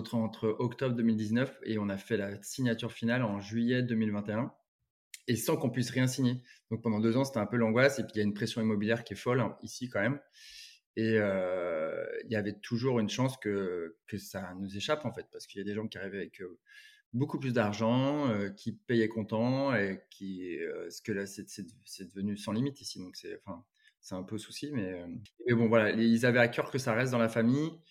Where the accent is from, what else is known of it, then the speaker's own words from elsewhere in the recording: Carnac, Brittany, France; moved away as an adult; also born or lived in Sydney, Australia / Paris; j'ai grandi à Carnac ici